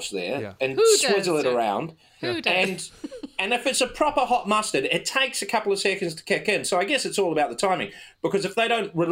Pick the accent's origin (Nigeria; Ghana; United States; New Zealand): New Zealand